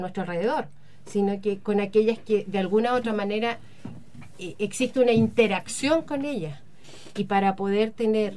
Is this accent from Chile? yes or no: yes; Chile; los ciudadanos que estamos acá y que somos chilenos